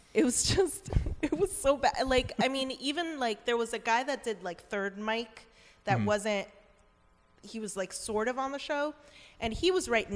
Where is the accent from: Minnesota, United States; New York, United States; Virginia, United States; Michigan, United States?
New York, United States; moved away as an adult; also born or lived in Bethlehem; I'm from New York